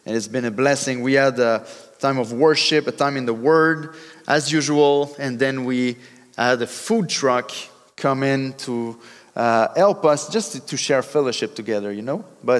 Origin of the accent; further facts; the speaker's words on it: Drummondville, Quebec, Canada; accent: French; English is a second language; I come from Drummondville